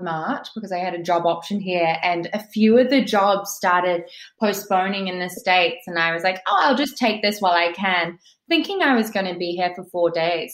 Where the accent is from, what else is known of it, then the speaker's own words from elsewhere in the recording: New Zealand; moved away as an adult; also born or lived in England; now in New York, United States; I grew up in New Zealand